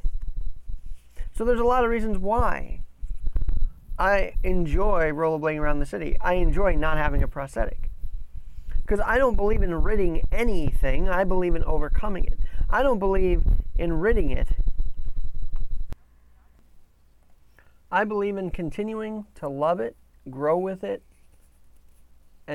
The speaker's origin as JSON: {"language": "English", "region": "New York", "country": "United States", "said": "as a New Yorker"}